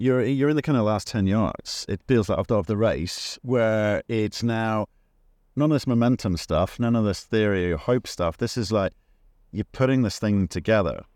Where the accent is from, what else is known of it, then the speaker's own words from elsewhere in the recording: Northern Ireland, United Kingdom; It's my home country.